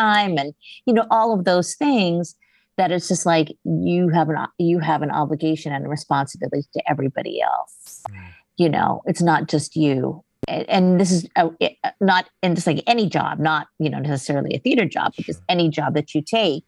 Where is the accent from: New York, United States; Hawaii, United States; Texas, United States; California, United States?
Hawaii, United States; when I was growing up in Hawaii